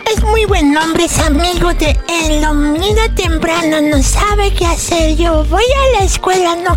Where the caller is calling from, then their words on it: Guadalajara, Jalisco, Mexico; de Guadalajara.